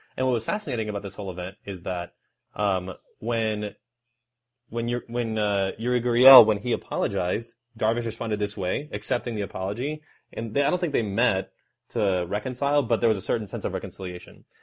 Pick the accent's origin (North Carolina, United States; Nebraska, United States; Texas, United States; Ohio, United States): Texas, United States; Houston; I am from Houston, Texas